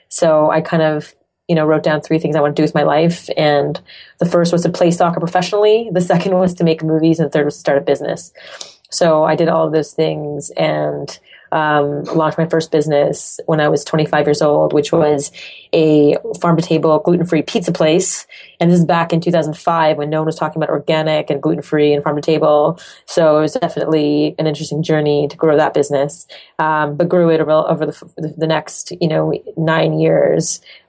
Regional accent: Montreal, Quebec, Canada; accent: French; first language French; English is a second language; moved away as an adult; So grew up in Montreal, Canada. French is my first language. So I actually used to speak English like this, the French accent.

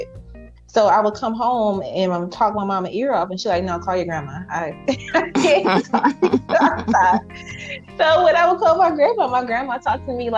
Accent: Highland Park, Michigan, United States; also born or lived in Taylor, Michigan; I grew up in Highland Park early years, and then we later moved to Taylor

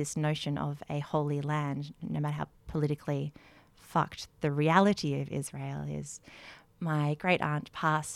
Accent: Melbourne, Victoria, Australia; now in Canberra, Australia; I am from Melbourne originally, but live here in Canberra

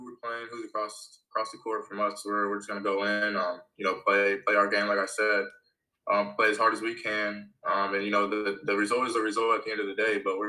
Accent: Lawrence, Kansas, United States; now in South Dakota, United States; So, growing up in Lawrence, it's another college town.

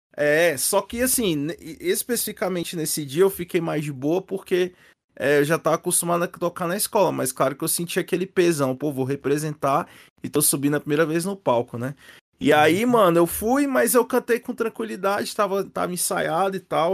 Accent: Brasília, Federal District, Brazil; falando aqui da minha terra

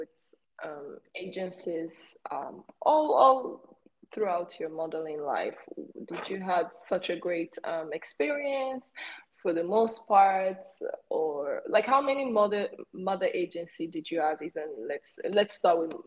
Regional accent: Sweden; Learn my Swedish because you know I'm from Sweden

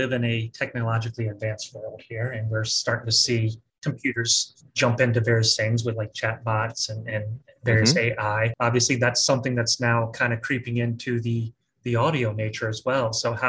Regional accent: the South, United States

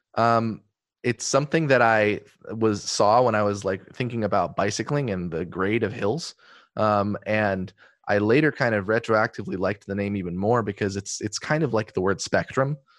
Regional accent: Eugene, Oregon, United States; growing up in Eugene with my family

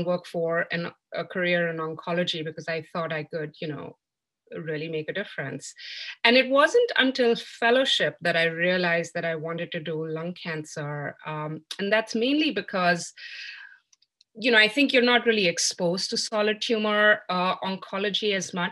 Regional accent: New Delhi, Delhi, India; moved away as an adult; also born or lived in Birmingham, Alabama, United States; now in Philadelphia, United States; I grew up in New Delhi, India

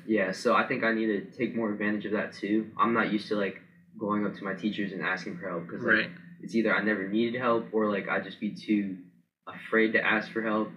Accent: Powell, Ohio, United States; also born or lived in Dublin, Ohio; I'm from Powell, Ohio.

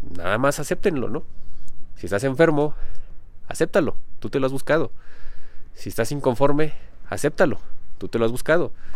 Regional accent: Mexico; yo no me considero mexicano, aunque haya nacido aquí en México

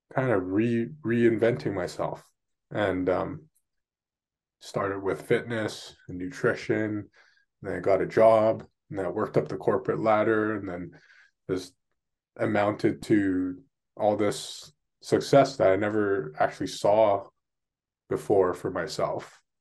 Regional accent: Vancouver, British Columbia, Canada; I was born and raised here in Vancouver, in Canada.

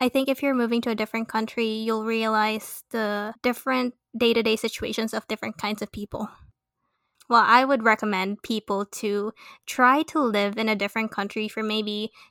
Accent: Philippines; moved away; I'm doing my part as a Filipino citizen to share our experiences there.

